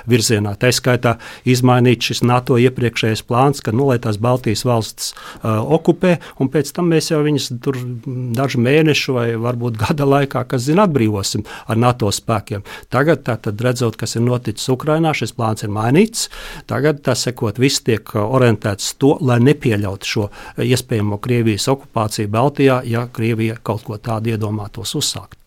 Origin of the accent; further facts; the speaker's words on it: Vidzeme, Latvia; es pats esmu vidzemnieks